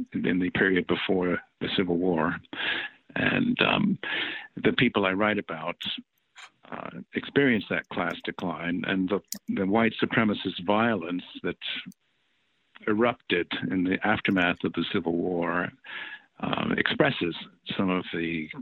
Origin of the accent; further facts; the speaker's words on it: New Orleans, Louisiana, United States; I spent my teenage years growing up in New Orleans. It's a town that I consider a hometown